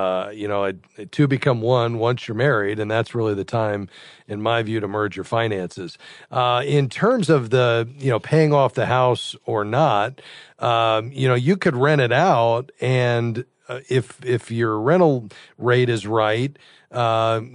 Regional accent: South Florida, United States; I'm from South Florida

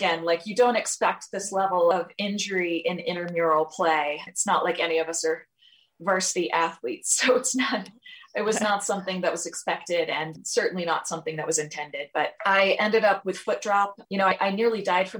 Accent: Georgia, United States; moved away as an adult; also born or lived in New York; now in California, United States; I'm actually originally from Georgia, which is where my family still is

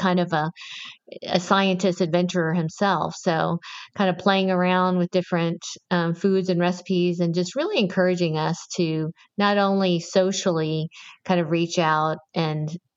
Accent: Georgia, United States; I was born and raised in Georgia.

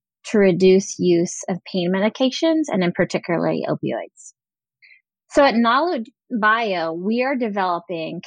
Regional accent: Big Island of Hawaii, United States; I'm from the Big Island of Hawaii.

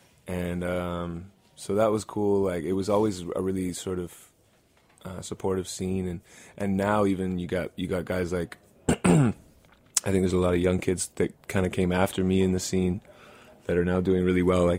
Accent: Edmonton, Alberta, Canada; I grew up in kind of the punk scene out there.

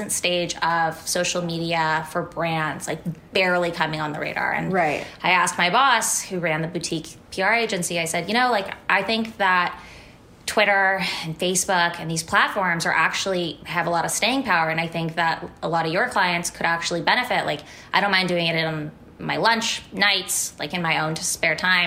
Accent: Menlo Park, California, United States; also born or lived in San Francisco; I grew up in Menlo Park, which was very different than the Menlo Park that it is today

